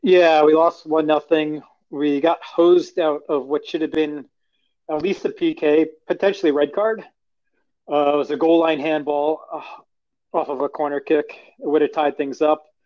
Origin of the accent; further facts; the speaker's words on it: Long Island, New York, United States; I grew up in Long Island, New York